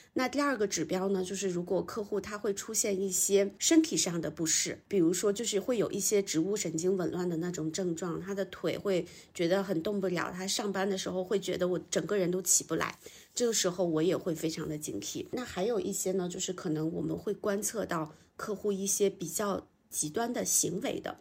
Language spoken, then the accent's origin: Chinese; a small town in northern China, China; moved away as an adult; also born or lived in Beijing; 我是北方小镇出生，然后到北京来读大学，之后我就想要留京，就进到了一家中字头的央企